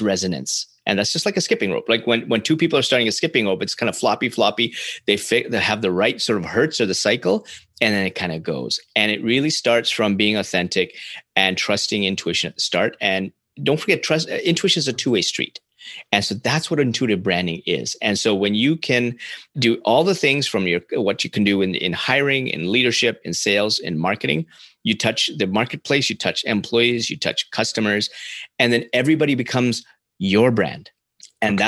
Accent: Canada; as a Canadian

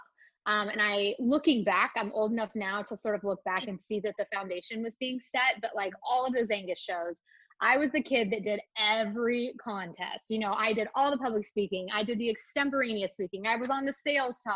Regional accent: Northeast Kansas, United States; I grew up in Northeast Kansas on a small ranch

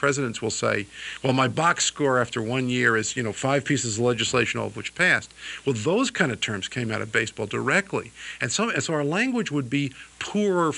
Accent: New York, United States; I grew up in New York

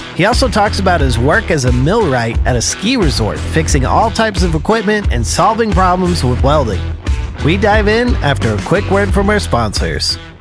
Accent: Colorado, United States; I grew up in Colorado

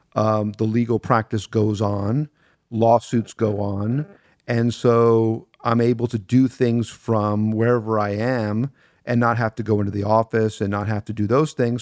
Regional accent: Miami, Florida, United States; I grew up in a little part of Miami called Carroll City

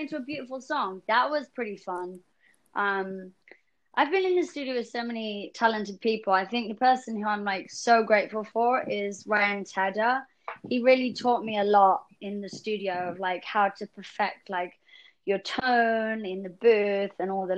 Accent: England, United Kingdom; being an English girl

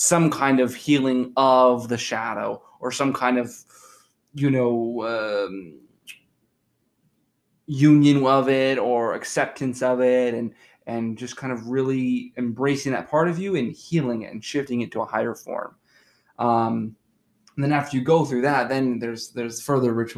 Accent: United States; as Americans, people growing up in the West

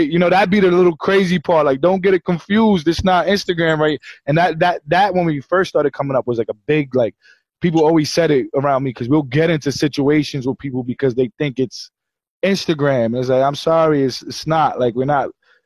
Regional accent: New York City, New York, United States; also born or lived in New Jersey; I'm from Brooklyn and Queens

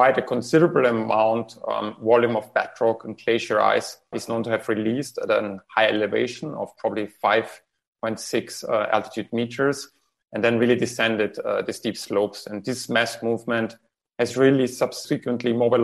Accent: Austria; I come from Austria

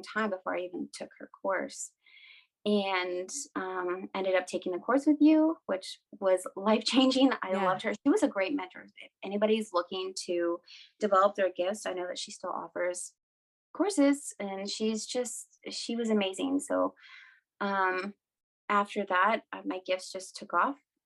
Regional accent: Washington, United States; So I'm Native American. I am from two different tribes in Washington State, Lummi and Nooksack. They are basically like on the border of Canada, like right on the coast.

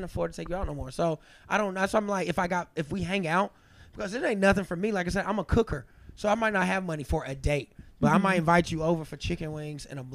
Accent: the South, United States; now in New York, United States; I'm from the South.

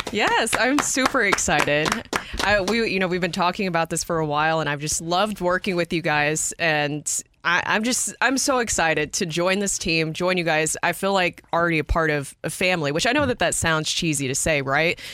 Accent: Nashville, Tennessee, United States; I'm from Nashville, Tennessee.

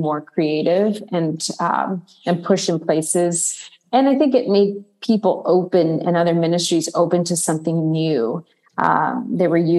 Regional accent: Arizona, United States; now in New York City, United States; I'm originally from Arizona, but I live in New York City.

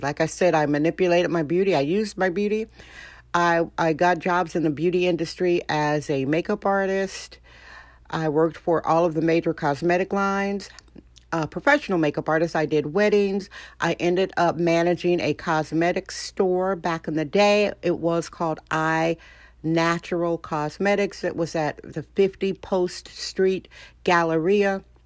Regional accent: Wisconsin, United States; now in San Francisco, United States; I'm from Wisconsin originally, so this type of weather is good

